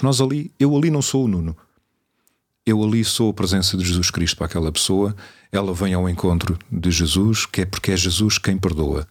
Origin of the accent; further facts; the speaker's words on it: Cadaval, Lisbon, Portugal; eu sou de uma zona de bom vinho, sou do Cadaval, à frente da casa dos meus pais está a adega